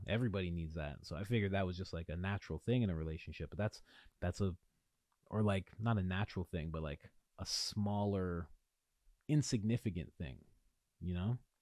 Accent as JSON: {"language": "English", "region": "Ontario", "country": "Canada", "said": "in Ontario, I'm from Ontario"}